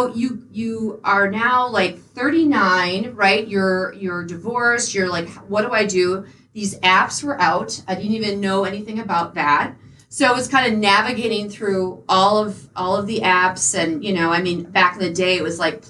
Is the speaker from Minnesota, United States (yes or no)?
yes; St. Paul, Minnesota, United States; moved away as an adult; now in Tampa, United States; I'm originally from St. Paul. I moved to Tampa in 06